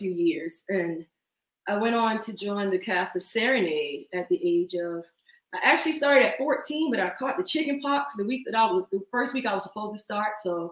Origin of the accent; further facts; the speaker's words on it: Harleyville, South Carolina, United States; also born or lived in Ridgeville, South Carolina; now in Charleston, United States; I'm from Harleyville, South Carolina. Mm. But I've been in Charleston since 97